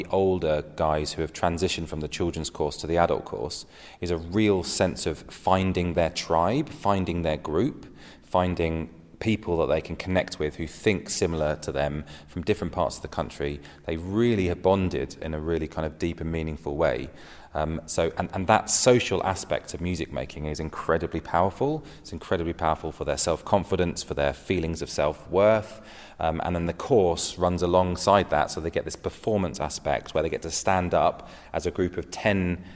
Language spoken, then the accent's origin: English; England, United Kingdom; As English people